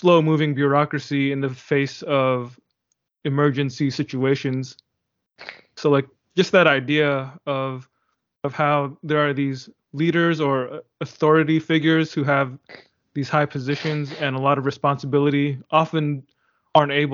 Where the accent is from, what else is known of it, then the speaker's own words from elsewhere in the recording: United States; I'm an American